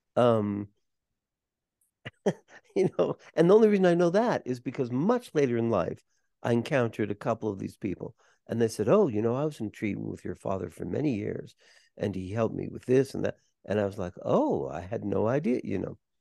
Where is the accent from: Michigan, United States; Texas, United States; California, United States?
California, United States; Los Angeles; we're growing up in Los Angeles